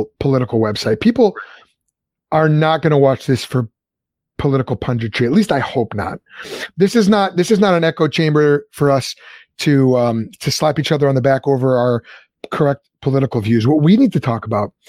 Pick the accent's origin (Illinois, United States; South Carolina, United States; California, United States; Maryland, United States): Illinois, United States; Lombard; I grew up in Lombard